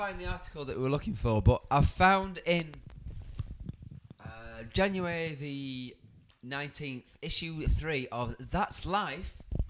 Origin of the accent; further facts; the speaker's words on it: Dudley, West Midlands, United Kingdom; I'm lovely from Dudley.